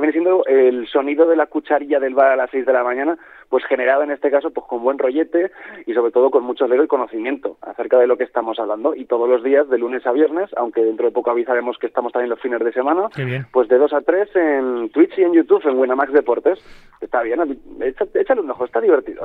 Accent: Spain; siendo españoles

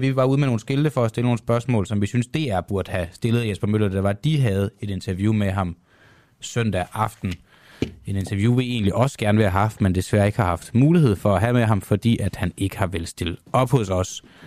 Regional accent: Copenhagen, Capital Region of Denmark, Denmark; Jeg er fra Amager, ikke fra Jylland

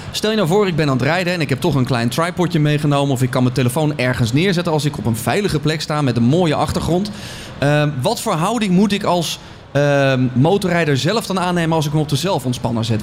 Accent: Netherlands; we zijn eh, Hollanders, we zijn Nederlanders

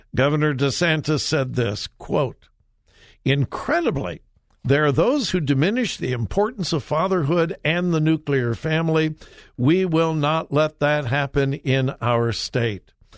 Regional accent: Southern California, United States; also born or lived in Ohio / Tampa, Florida; now in Columbus, Ohio, United States; I was raised in Southern California, but I've been here in Ohio for, oh, my goodness, I think it's been forty-six years now

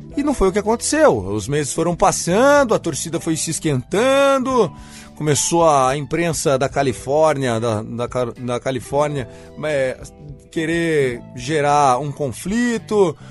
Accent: interior of São Paulo, Brazil; sou do interior de São Paulo

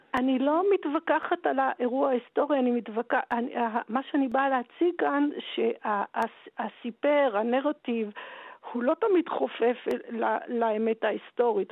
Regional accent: Tel Aviv, Tel Aviv District, Israel; בתור ילדה שגדלה בתל אביב

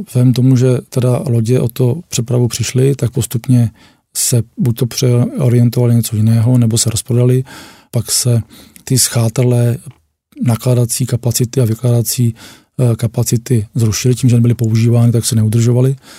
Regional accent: Děčín, Ústí nad Labem Region, Czechia; pocházím z Děčína a Děčín vlastně bylo takové hlavní město šífáků

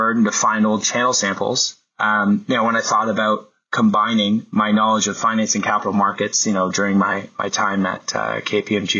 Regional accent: Alliston, Ontario, Canada; also born or lived in Newmarket, Ontario / Mono, Ontario / Colgan, Ontario; Before I moved to Newmarket, I grew up in Alliston and Mono, attending an elementary school in Colgan, Ontario

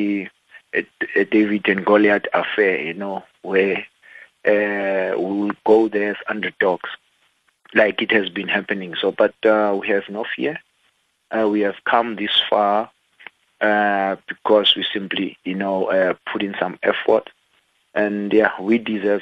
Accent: South Africa; I'm a South African

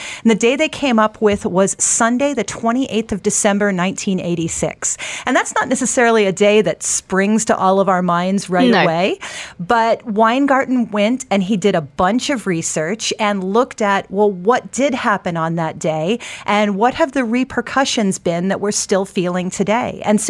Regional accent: United States; I'm a Bollywood aficionado, but I'm an American.

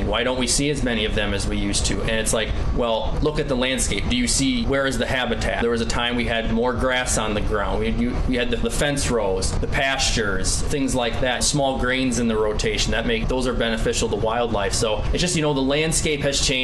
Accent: Driftless region, United States; when I was growing up in the Driftless region, later part of the 2000s into the early 2010s

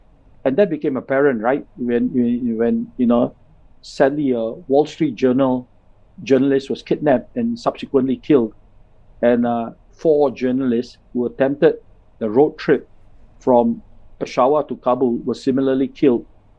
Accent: India; as a Singh, you know, as an Indian with a Singh, I was often

